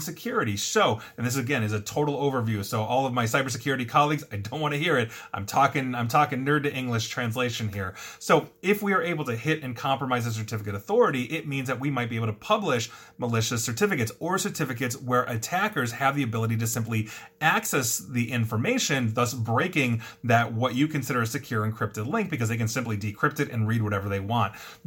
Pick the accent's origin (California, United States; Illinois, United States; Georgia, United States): Illinois, United States; Chicago; Common Spirit Health out of Chicago, got hit. Not cool for my hometown